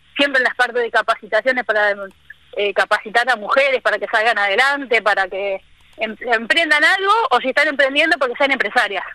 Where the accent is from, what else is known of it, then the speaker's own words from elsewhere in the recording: Buenos Aires, Argentina; moved away as an adult; also born or lived in Córdoba; now in Misiones, Argentina; yo soy porteña, nacida bien en el barrio de Belgrano, bien porteña.